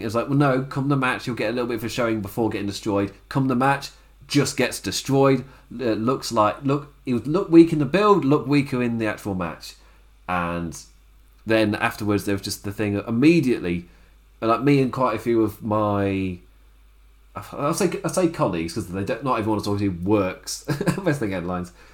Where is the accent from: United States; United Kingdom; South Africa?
United Kingdom; England; I'm saying this as an English person in lockdown